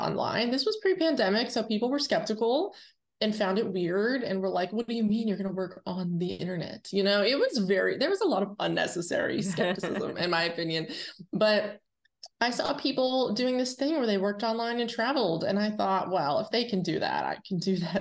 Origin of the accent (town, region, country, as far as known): Irwin, Pennsylvania, United States